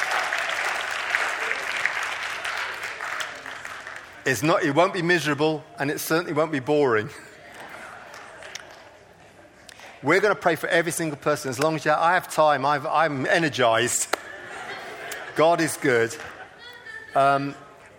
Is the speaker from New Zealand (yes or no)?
no; Coleraine, Northern Ireland, United Kingdom; I come from Coleraine